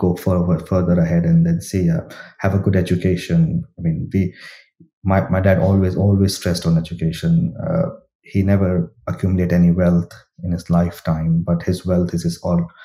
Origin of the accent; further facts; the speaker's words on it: India; moved away as an adult; So I grew up in India. My early education, my school, university, colleges all come from India.